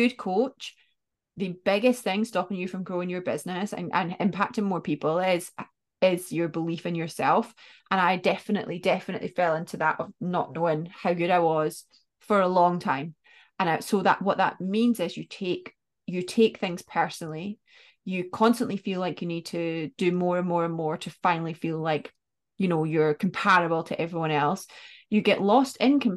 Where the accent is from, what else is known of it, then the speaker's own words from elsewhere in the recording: Scotland, United Kingdom; because I'm Scottish